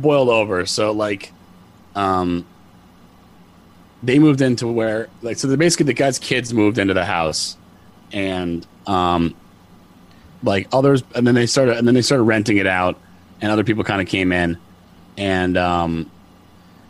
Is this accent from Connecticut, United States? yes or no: yes; Connecticut, United States; I'm from Connecticut too, so it's not, you know, we're all from here, but it's New England